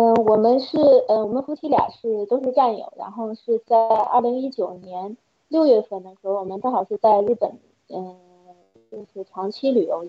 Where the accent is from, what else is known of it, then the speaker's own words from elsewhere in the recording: China; 然后。就想，如果我们中国人如果要是，嗯，再不站出来，再不就是跟共产党说不的话，真的就是暗无天日。